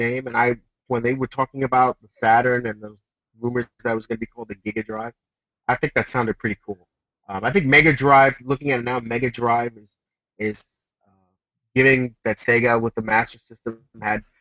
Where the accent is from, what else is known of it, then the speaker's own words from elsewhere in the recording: United States; I grew up in the U.S. I'm an American.